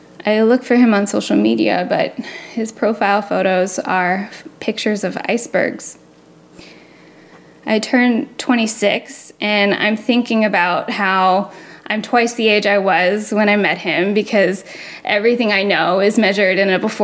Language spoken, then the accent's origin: English; Florida, United States; I'm from Florida